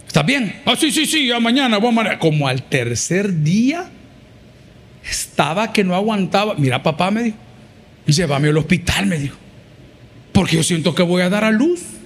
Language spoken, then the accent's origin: Spanish; El Salvador